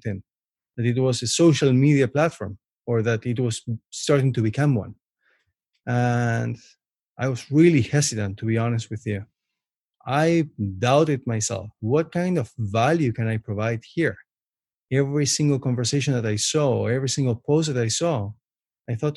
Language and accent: English; Buenos Aires, Argentina; English is a second language; moved away as an adult; also born or lived in Canada; now in Toronto, Canada; So I was born and raised in Buenos Aires, Argentina. I lived there until I was almost 20 years old. And I moved to Canada almost 16 years ago